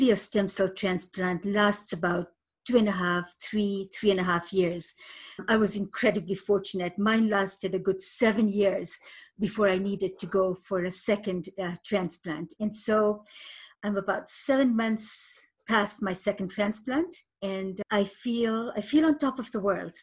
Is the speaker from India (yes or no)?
no; Moshi, Kilimanjaro, Tanzania; now in Canada; I was born in Moshi, Tanzania, at the foot of Mount Kilimanjaro. I immigrated to Canada in 1978